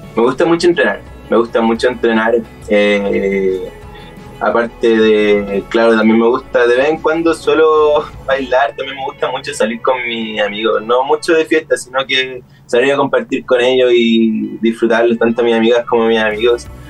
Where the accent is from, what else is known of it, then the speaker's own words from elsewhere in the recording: Santiago, Santiago Metropolitan Region, Chile; also born or lived in Chiguayante / Talcahuano / Concepción; ya el 2012 crecí en Santiago, Maipú